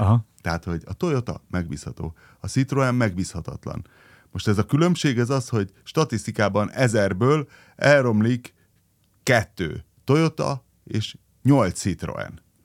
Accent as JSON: {"language": "Hungarian", "town": "Szombathely", "region": "Vas", "country": "Hungary", "tie": "born or raised there", "said": "én ugye Szombathelyen nőttem fel, és az ottani gimiből kerültem egyből a szombathelyi laktanyába"}